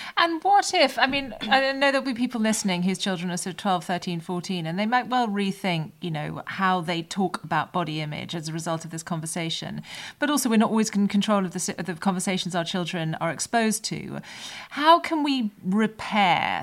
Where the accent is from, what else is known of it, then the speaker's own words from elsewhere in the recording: United Kingdom; as British people